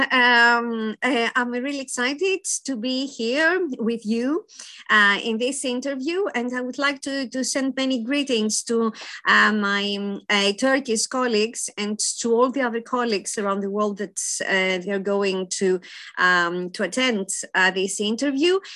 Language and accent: English; Athens, Attica, Greece; I was born in Athens, Greece